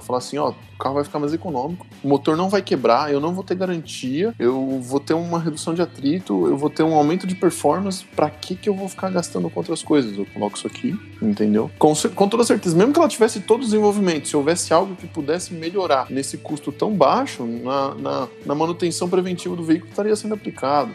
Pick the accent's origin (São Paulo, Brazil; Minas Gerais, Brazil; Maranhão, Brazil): São Paulo, Brazil; São Bernardo do Campo; now in Curitiba, Brazil; sou aí de São Bernardo